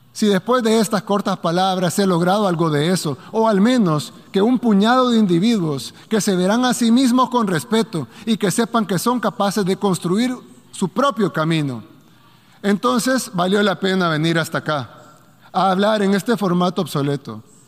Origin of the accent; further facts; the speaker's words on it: El Salvador; mi país, El Salvador